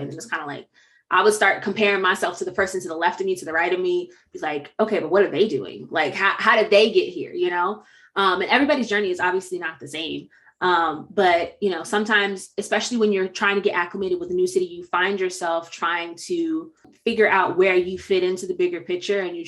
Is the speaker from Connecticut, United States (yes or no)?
yes; Connecticut, United States; moved away; I'm originally from Connecticut